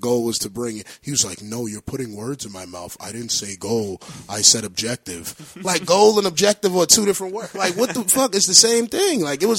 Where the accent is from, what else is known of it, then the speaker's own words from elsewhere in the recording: Honduras; I'm from a third world country. I'm from Honduras.